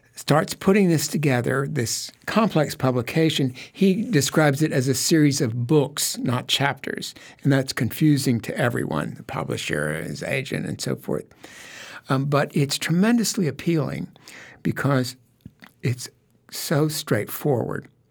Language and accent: English; Memphis, Tennessee, United States; the house that I grew up in, in Memphis, Tennessee